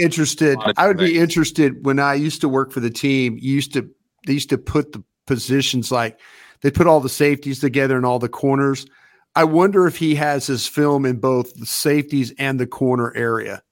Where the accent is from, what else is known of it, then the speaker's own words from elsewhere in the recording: Texas, United States; I am from Texas.